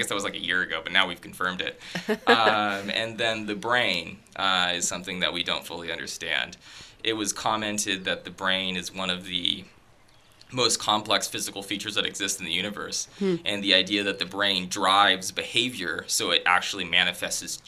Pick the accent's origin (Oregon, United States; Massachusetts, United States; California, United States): Oregon, United States; Tigard; moved away as an adult; now in Canada; my high school in Tigard, Oregon